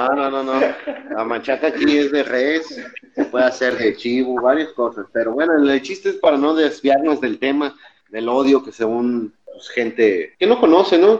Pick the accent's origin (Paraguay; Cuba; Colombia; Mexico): Mexico; Mexico City; moved away as an adult; now in Baja California Sur, Mexico; nacimos allá